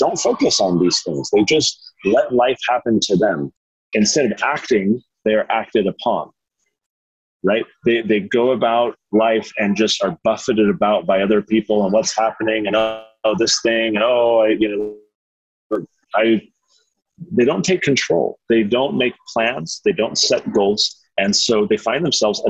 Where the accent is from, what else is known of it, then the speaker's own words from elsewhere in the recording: San Diego, California, United States; now in Utah, United States; I grew up in San Diego. We now live in Utah.